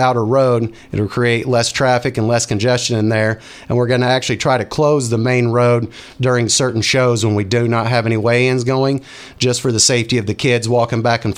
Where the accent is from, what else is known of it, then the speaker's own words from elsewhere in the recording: Northwest Arkansas, United States; I grew up down in Northwest Arkansas, down in Benton County, Arkansas